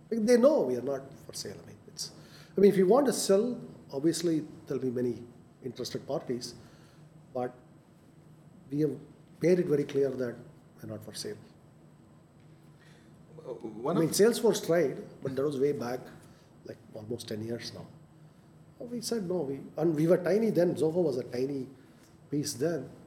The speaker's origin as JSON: {"language": "English", "country": "India", "said": "I mean, we are Indian. I mean, we are here."}